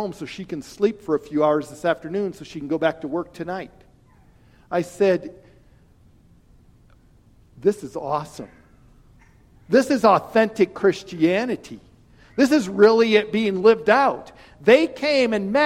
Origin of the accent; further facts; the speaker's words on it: Wyoming, United States; I'm from an ag area. I'm from Wyoming